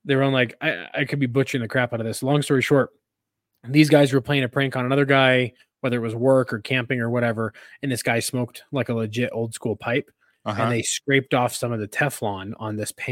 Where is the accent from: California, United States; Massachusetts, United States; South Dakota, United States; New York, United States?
California, United States; moved away; I'm originally from California